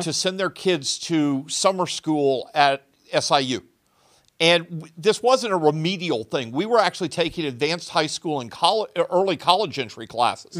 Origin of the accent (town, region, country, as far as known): Southern Illinois, United States; born or raised there